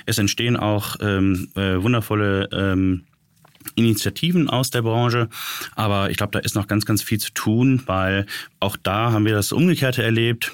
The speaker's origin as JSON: {"language": "German", "town": "Düsseldorf", "region": "North Rhine-Westphalia", "country": "Germany", "tie": "born or raised there", "said": "für uns als gebürtige Düsseldorfer"}